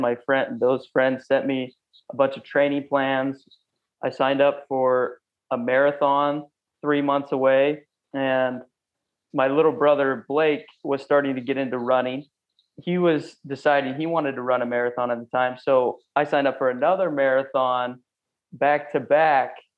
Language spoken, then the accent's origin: English; Clarkston, Washington, United States; I'm from a small town, a rural blue collar work town in Clarkston, Washington, um, known as the LC Valley